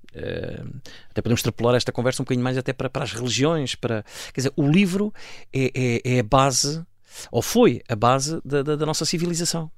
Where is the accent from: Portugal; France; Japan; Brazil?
Portugal; Safara, Alentejo; moved away; aquilo já não é a aldeia com vida uh, uh, onde eu nasci e cresci